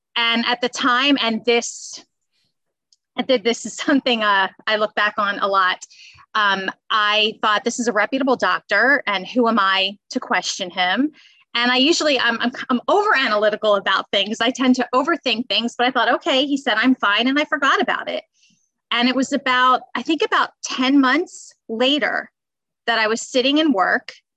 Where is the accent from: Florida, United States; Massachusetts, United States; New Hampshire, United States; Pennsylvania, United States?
Pennsylvania, United States; Bucks County; also born or lived in Philadelphia; I was born in Philly, and I grew up in Bucks County, so about 30 minutes outside of Philadelphia